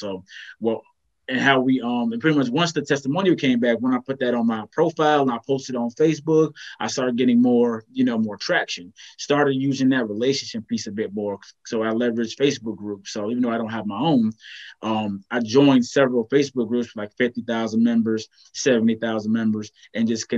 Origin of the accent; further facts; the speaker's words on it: Virginia, United States; moved away as an adult; now in North Carolina, United States; I'm from Virginia, excuse me, moved to North Carolina about 5-6 years ago